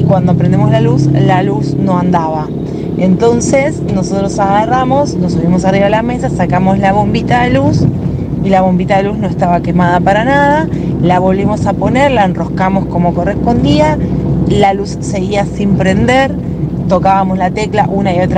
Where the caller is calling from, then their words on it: Lanús, Buenos Aires Province, Argentina; Soy … de Lanús.